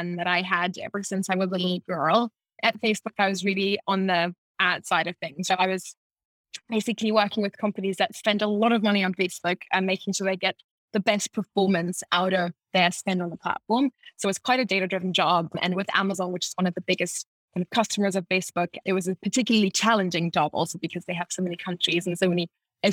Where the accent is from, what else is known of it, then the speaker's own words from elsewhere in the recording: Munich, Bavaria, Germany; also born or lived in France / United States / England / Ireland; now in Berlin, Germany; I am German. I was born and raised in Munich.